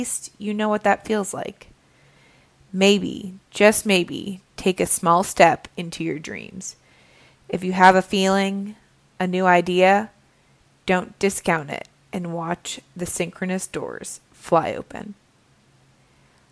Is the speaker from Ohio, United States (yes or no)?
yes; Cincinnati, Ohio, United States; moved away as an adult; also born or lived in Budapest, Hungary / Virginia; I started off, ironically, back in my hometown of Cincinnati, Ohio